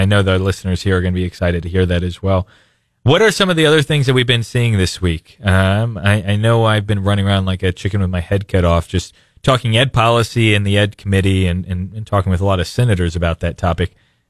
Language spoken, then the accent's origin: English; Springfield, Missouri, United States; now in Republic, United States; I live in Republic, but mm-hmm. I say I'm from Springfield.